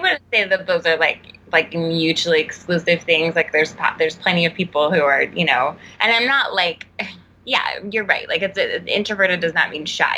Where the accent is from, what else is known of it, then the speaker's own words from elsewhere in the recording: Texas, United States; moved away; where I grew up back home in Texas